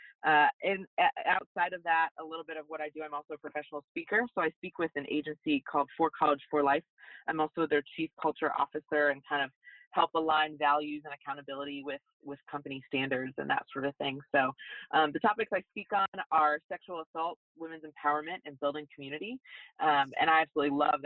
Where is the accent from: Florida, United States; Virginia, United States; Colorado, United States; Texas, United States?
Florida, United States; Lake Worth; I'm from South Florida, born and raised. I grew up in an area called Lake Worth